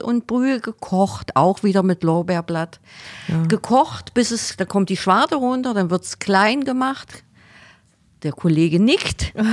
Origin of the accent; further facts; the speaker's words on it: Magdeburg, Saxony-Anhalt, Germany; moved away as an adult; now in Heidenheim, Germany; bei uns in Magdeburg